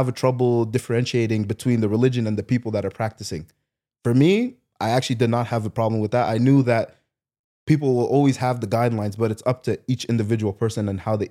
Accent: Ontario, Canada; also born or lived in Haiti (ancestry); My parents are from Haiti. Haiti, okay. Yeah. I was born here

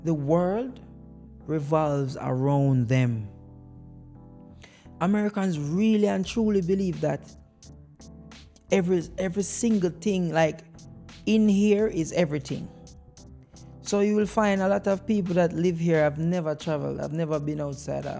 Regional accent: Jamaica; now in United States; as a Jamaican man

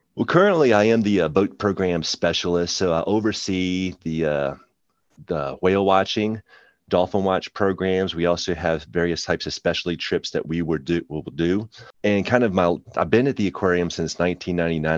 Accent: Shenandoah Valley, Virginia, United States; now in Virginia Beach, United States; I grew up in the Shenandoah Valley

